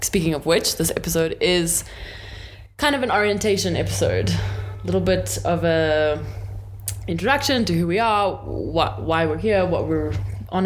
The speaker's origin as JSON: {"language": "English", "town": "Johannesburg", "region": "Gauteng", "country": "South Africa", "tie": "born or raised there", "said": "And I was born in Joburg. I've lived here my whole life."}